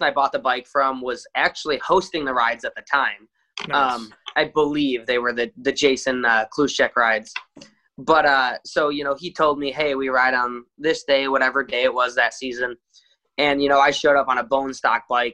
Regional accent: Chicago, Illinois, United States; I've been in Chicago my whole life

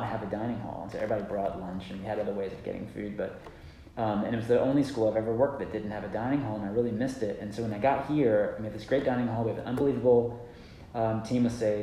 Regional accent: Georgia, United States; I grew up in Georgia

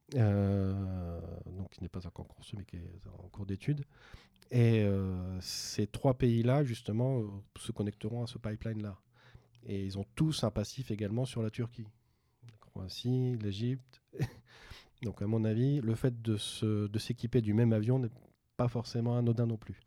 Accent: France; en tant que Français

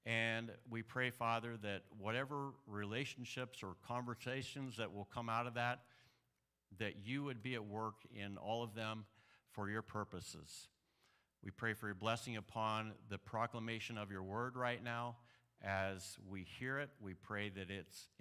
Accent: Illinois, United States; I'm from Illinois

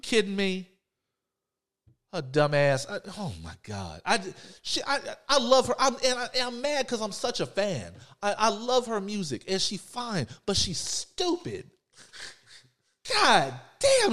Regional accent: Texas, United States; I'm from Texas

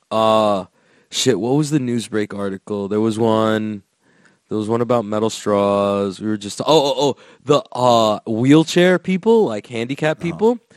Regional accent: Florida, United States; I'm from Florida, bro. Everyone loves DeSantis out here, dog.

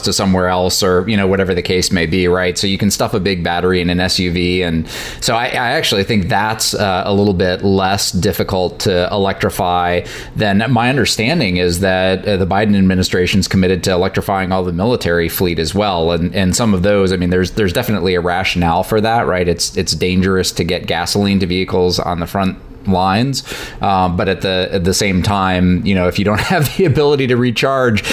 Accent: outside of Detroit, Michigan, United States; moved away; I grew up outside of Detroit

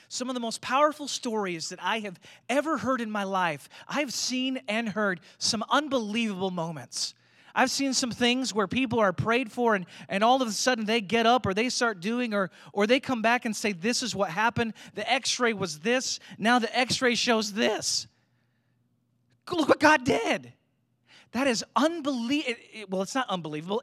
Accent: United States; being American Christians

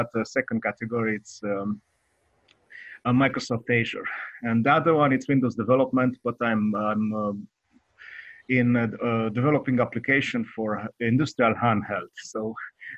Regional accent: Romania; I'm from Eastern Europe. I'm from Romania

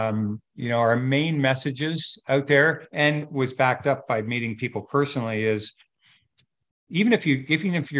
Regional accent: Burlington, Ontario, Canada; we're from Burlington

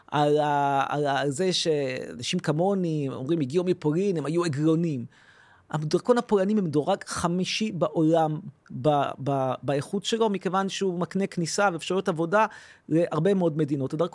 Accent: Tel Aviv, Tel Aviv District, Israel; אני גדלתי בתל אביב, נולדתי בתל אביב, ההורים שלי הגיעו אכן מפולין.

